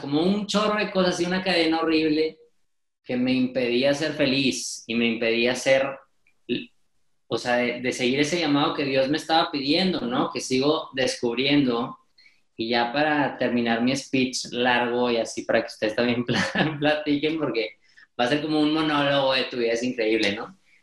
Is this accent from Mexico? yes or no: yes; Monterrey, Nuevo León, Mexico; estudio comunicación en Monterrey, soy regiomontano, aquí mexicano